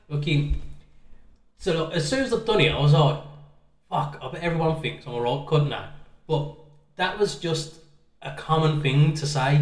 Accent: England, United Kingdom; were English and we don't know other languages properly

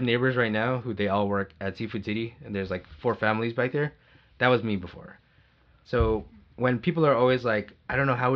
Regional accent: United States; I was born in America

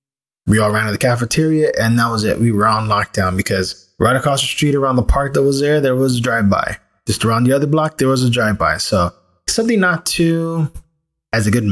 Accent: Los Angeles, California, United States; I grew up in Boyle Heights, a place where it's mostly Mexican-American / Chicano people

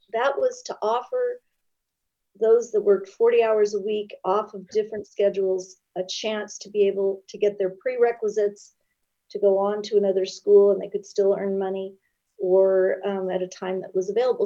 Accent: Long Beach, California, United States; I grew up in Long Beach

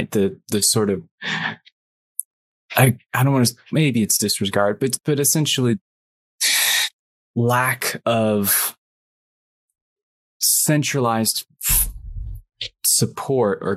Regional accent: United Kingdom; yeah, and of course yeah, I grew up in Britain

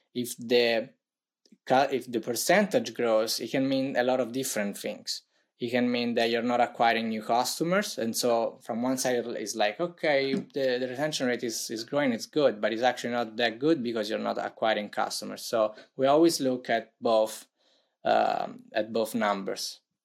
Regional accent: Italy; accent: Italian; English is a second language; as you may tell tell by my accent I'm from Italy

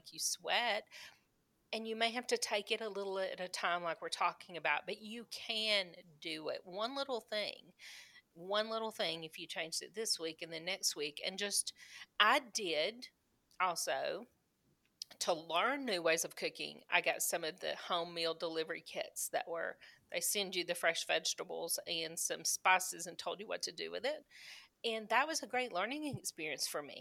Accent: the South, United States; I grew up in the South.

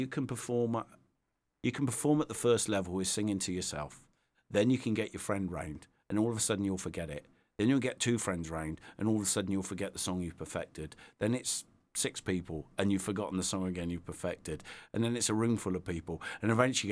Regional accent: Devizes, South West England, United Kingdom; So Devizes, born and bred.

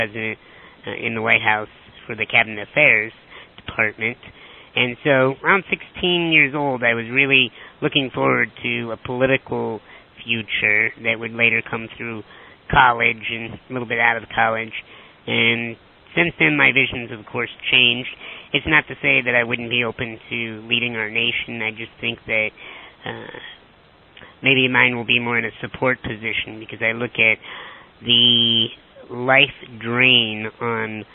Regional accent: Chicago, Illinois, United States; I'm from Chicago, Illinois.

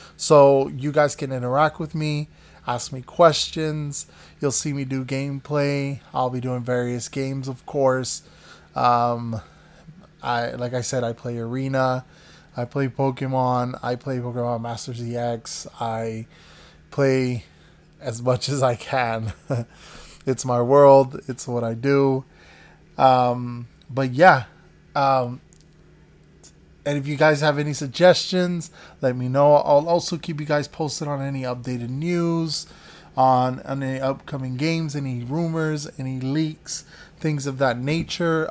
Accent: the Everglades, Florida, United States; moved away as an adult; now in Los Angeles, United States; I grew up in the Everglades, so not any place fancy like L

